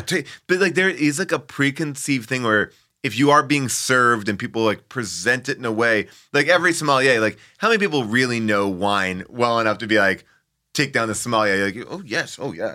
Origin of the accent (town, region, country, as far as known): Long Island, New York, United States; born or raised there